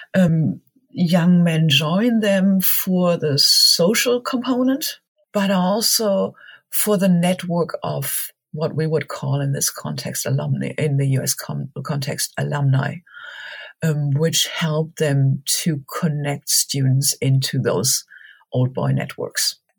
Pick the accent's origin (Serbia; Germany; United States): Germany; moved away; also born or lived in Marburg; Growing up in Germany